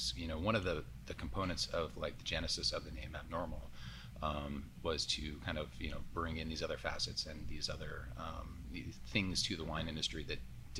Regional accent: San Diego, California, United States; also born or lived in Santa Barbara; Originally from Santa Barbara, but grew up here in San Diego. So since I was, you know, 5 or 6, so I've been through the school districts down here.

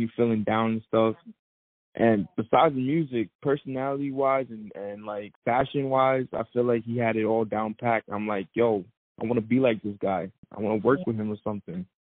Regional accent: New York City, New York, United States; growing up in Brooklyn

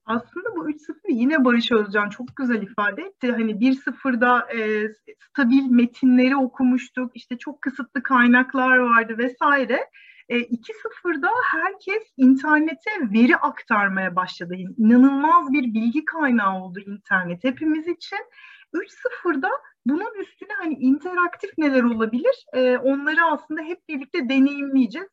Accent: Turkey; bu ülkede e, doğduğuma

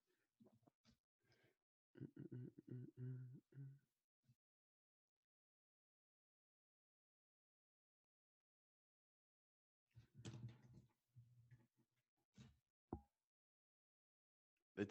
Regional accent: Lincoln and Cambridge, Massachusetts, United States; I'm from Lincoln and Cambridge, Mass. My parents were split.

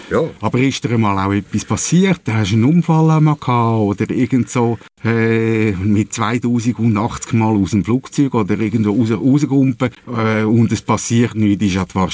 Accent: Switzerland; Also ähnlich wie bei uns in der Schweiz ja.

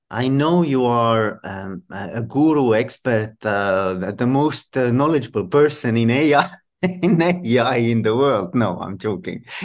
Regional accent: Tallinn, Harju County, Estonia; And um, I'm from Tallinn, snowy Tallinn, but it's it's also very cold and it's already winter here.

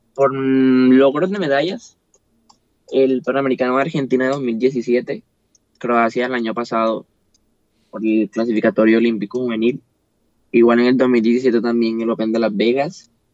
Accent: Montería, Córdoba, Colombia; de decir que soy costeño, de decir que soy monteriano

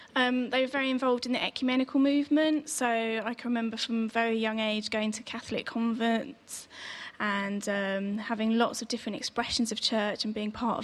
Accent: Aldershot, South East England, United Kingdom; I was born in Aldershot in Hampshire and went to a local Anglican church called Ascension.

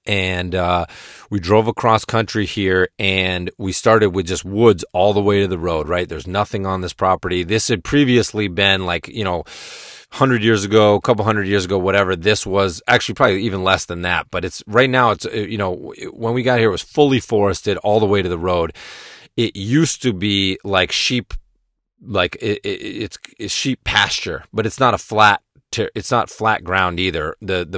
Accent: Massachusetts, United States; And where I grew up in Western Massachusetts now, the winters are much milder and much more tame, and I like a lot of snow.

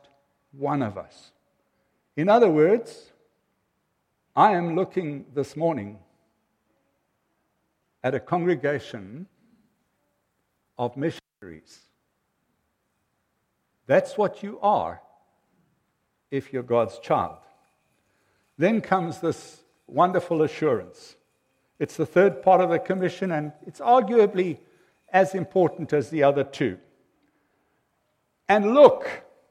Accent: South Africa; also born or lived in North America; When you're overseas as a South African

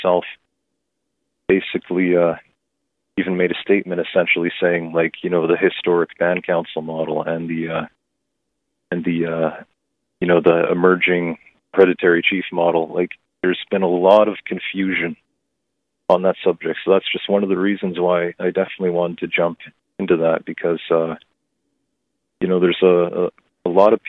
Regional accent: Gitxsan Nation, British Columbia, Canada; I am from the Gixan Nation

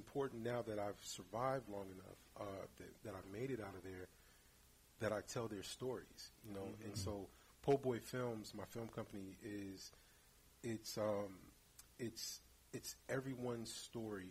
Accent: San Francisco, California, United States; growing up in San Francisco, especially in the 80s, we were allowed to take the bus to the Tenderloin by ourselves.

